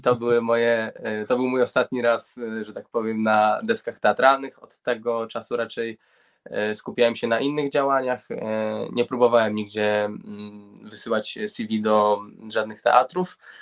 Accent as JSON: {"language": "Polish", "town": "Grudziądz", "region": "Kuyavian-Pomeranian Voivodeship", "country": "Poland", "said": "ja pochodzę z Gruziądza, z Kujaw i Pomorza"}